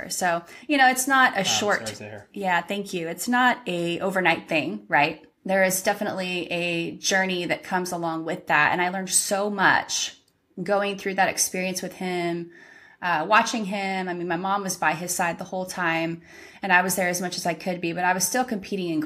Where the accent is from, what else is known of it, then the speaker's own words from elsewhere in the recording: California, United States; moved away; I'm originally from California and I grew up golfing from the young age of probably 9